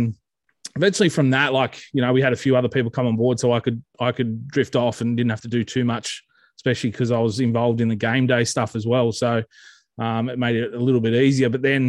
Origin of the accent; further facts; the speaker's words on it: Forbes, New South Wales, Australia; also born or lived in Muswellbrook / Aberdeen; But born and raised in Forbes, New South Wales, in the Central West, home of the Forbes Magpies. Lived there, did some schooling there before I moved up to the Hunter.